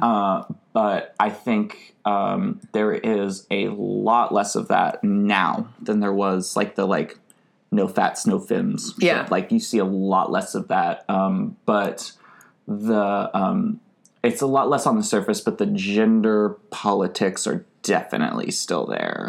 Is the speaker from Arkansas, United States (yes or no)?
yes; Arkansas, United States; as like a queer person growing up in Arkansas